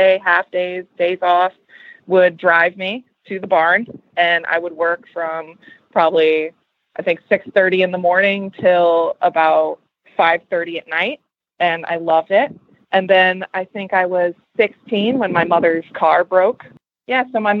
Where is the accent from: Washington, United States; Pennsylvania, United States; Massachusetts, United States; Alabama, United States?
Massachusetts, United States; Boston; I'm from Boston, Massachusetts